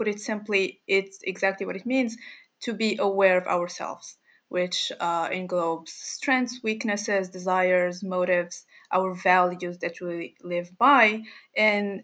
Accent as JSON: {"language": "English", "country": "Morocco", "said": "I'm from Morocco."}